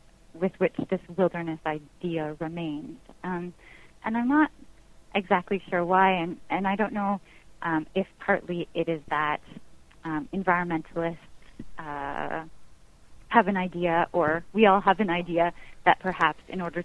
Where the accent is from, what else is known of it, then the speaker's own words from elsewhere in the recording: Canada; this wilderness that is supposed to be mine as a Canadian